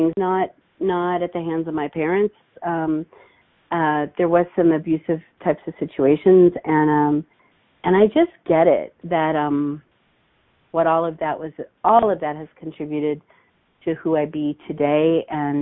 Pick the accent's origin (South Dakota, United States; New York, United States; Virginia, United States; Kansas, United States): Kansas, United States; Hutchinson; also born or lived in Wichita, Kansas; I was raised in a small town called Hutchinson